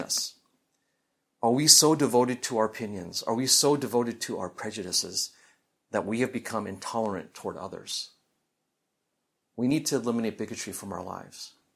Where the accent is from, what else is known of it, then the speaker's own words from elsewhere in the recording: Midwest, United States; growing up in the Midwest